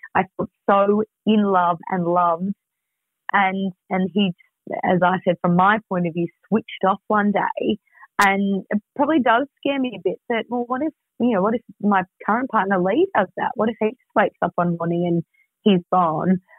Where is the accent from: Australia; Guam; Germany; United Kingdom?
Australia; Melbourne, Victoria; moved away; I'm from Melbourne, so it's kind of like, right, at some point I knew I was going to move back.